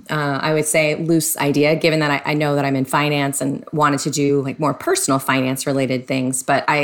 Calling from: San Diego, California, United States; Yes, Southern California, it's San Diego. Very sunny day today.

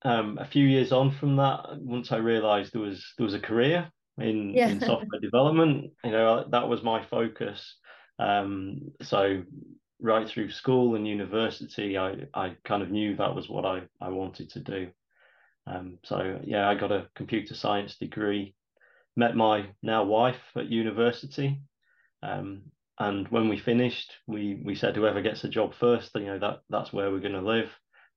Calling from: Nottingham, East Midlands, United Kingdom; I'm calling in from Nottingham in England, United Kingdom.

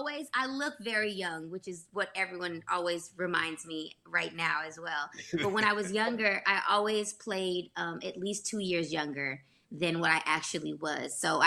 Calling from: Los Angeles, California, United States; Hey, viewers, I am joining you from Los Angeles, California, baby.

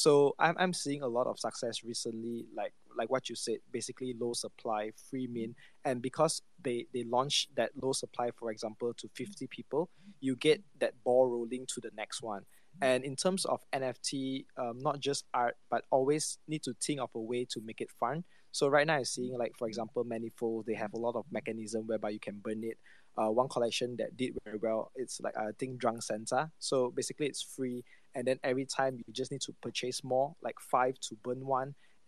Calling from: Malaysia; So, I'm just greetings from Malaysia all the way

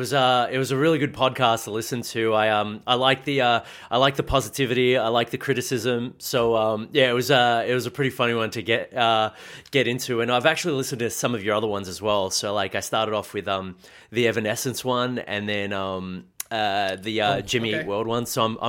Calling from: Melbourne, Victoria, Australia; I'm in Melbourne, Victoria, actually from home

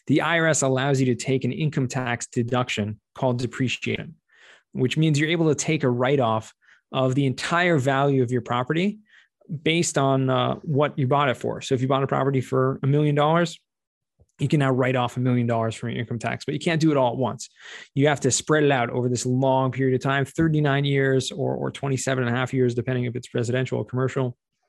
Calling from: Jerusalem, Jerusalem District, Israel; Tuning in today from the holy city of Jerusalem in Israel.

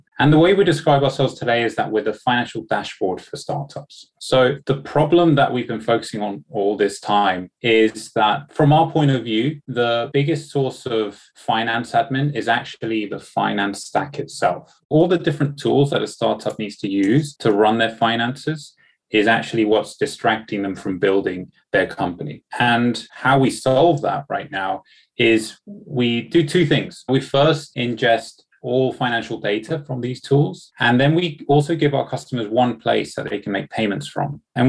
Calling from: London, United Kingdom; Thanks for having me. I'm joining from London today.

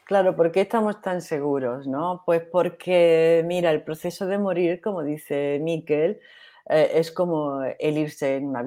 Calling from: Argentina; de Argentina.

